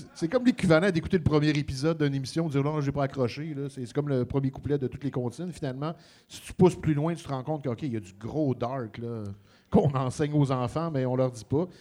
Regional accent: Montreal, Quebec, Canada; chez nous à Montréal

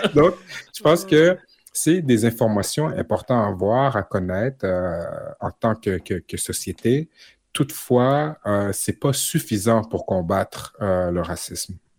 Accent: Quebec, Canada; en tant que Québécois, en tant que Canadien

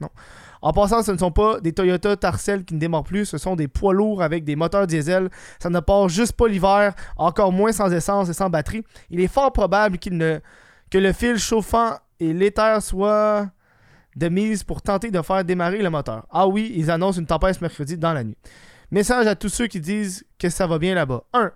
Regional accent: Quebec, Canada; je suis québécois

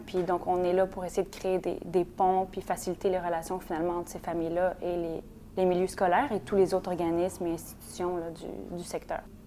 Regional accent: Montreal, Quebec, Canada; Je suis née à Montréal

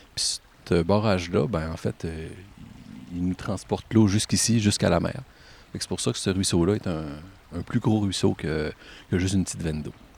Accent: Caplan, Quebec, Canada; Je viens de Caplan. J'ai grandi dans une maison à peu près à 300-400 mètres d'ici

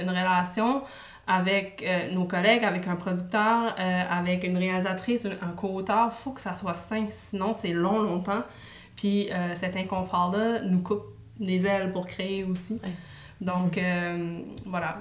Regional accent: New Brunswick, Canada; now in Montreal, Canada; je, suis acadienne, je viens du Nouveau-Brunswick

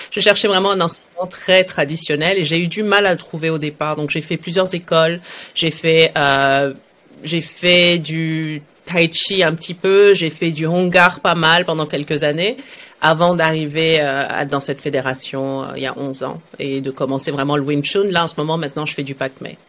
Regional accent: Saudi Arabia; also born or lived in France; now in Montreal, Canada; moi je suis née en Arabie Saoudite dans les années 80

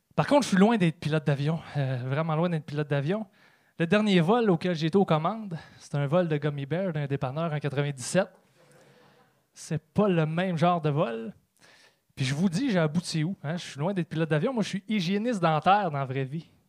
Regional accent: Trois-Rivières, Quebec, Canada; je viens de Trois-Rivières

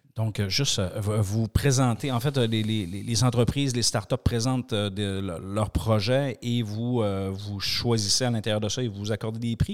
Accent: Quebec, Canada; je suis du Québec

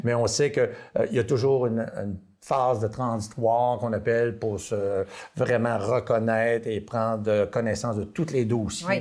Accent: Dolbeau-Mistassini, Quebec, Canada; j'ai été élevé à Dolbeau Mistassini

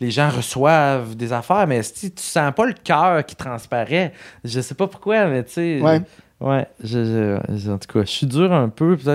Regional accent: Rimouski, Quebec, Canada; Moi, je viens de Rimouski, hein, ville

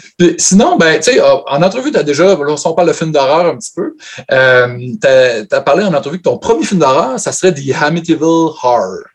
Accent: Saguenay, Quebec, Canada; moved away; also born or lived in Montreal; je viens de Chicoutimi.

